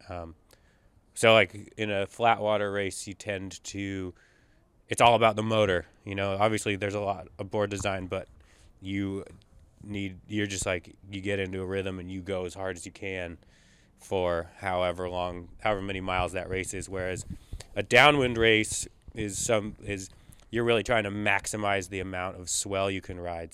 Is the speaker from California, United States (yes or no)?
yes; Northern California, United States; growing up in Northern California